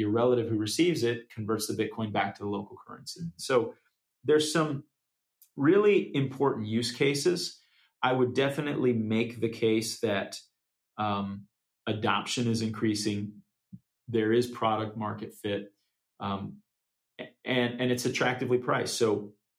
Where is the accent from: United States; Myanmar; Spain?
United States; as an American